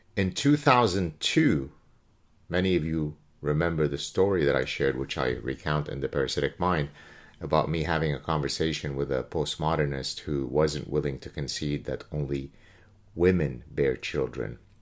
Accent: Canada; I'm Canadian again

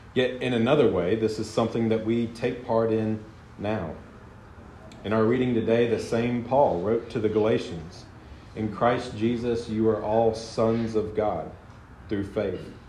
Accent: the South, United States; I'm from the South, and so I call Southerners my people

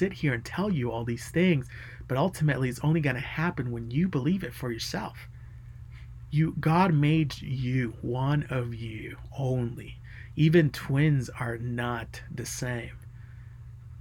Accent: United States; I'm an American too

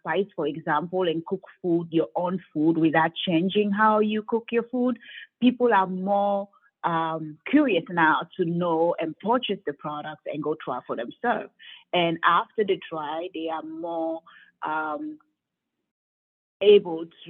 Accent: Cameroon; moved away; growing up in Cameroon

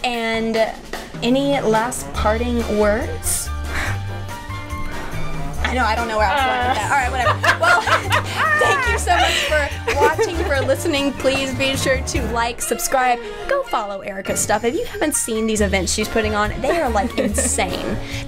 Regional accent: Texas, United States; because our theme was kind of like, fuck y'all, we're from Texas.

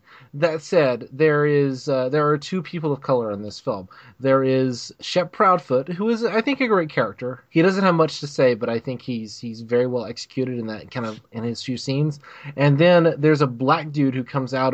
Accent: Alabama, United States; I'm from Alabama

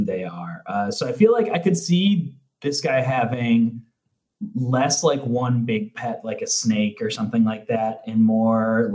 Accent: Chicago, Illinois, United States; I was raised in Chicago

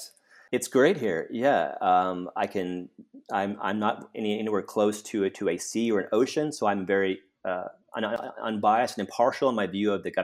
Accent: Fort Worth, Texas, United States; it pegged me to Fort Worth, Texas, my hometown.

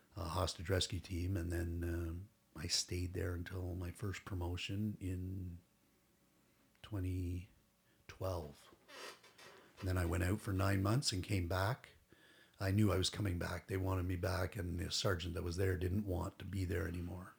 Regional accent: Toronto, Ontario, Canada; also born or lived in Durham; I grew up in Toronto

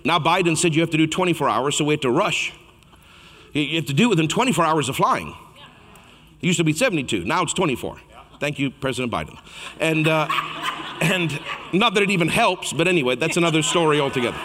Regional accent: Canada; I'm Canadian.

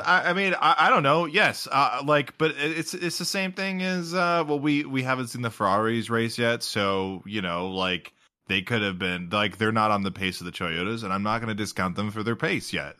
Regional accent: United States; as an American

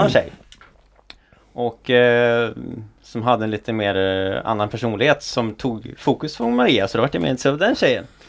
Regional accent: Offerdal, Jämtland, Sweden; moved away; hemma i Jämtland, där jag kommer ifrån då. Eh, I socknen Offerdal

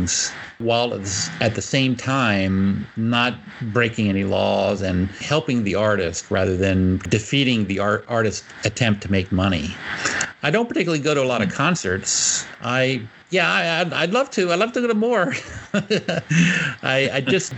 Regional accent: Houston, Texas, United States; I come from Houston, Texas

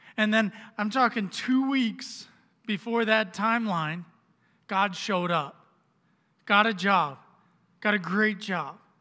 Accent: Orlando, Florida, United States; moved away as an adult; we were living down in Florida, which is where I'm from. I'm from Orlando

